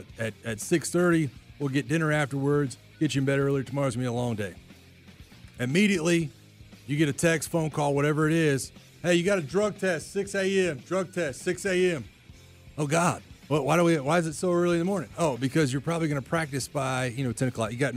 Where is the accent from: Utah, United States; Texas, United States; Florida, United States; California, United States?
Florida, United States; Pensacola; I'm from Pensacola, so I went to the Senior Bowl growing up